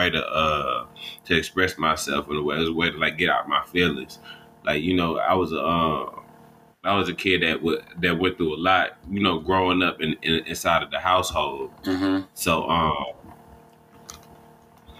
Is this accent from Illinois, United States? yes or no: no; Atlanta, Georgia, United States; I'm from the south side of Atlanta, Georgia. Basically, like Clayton County, we call it Clayco for short.